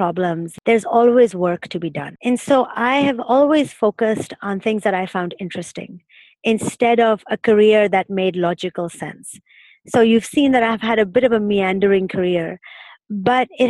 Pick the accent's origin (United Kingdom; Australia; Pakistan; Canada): Pakistan; moved away as an adult; also born or lived in Berlin / New York / Massachusetts; now in Singapore; I grew up in Pakistan